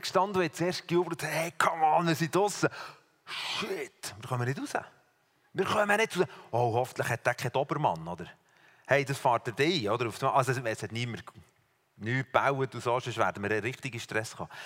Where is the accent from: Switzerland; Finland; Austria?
Switzerland; aus der Schweiz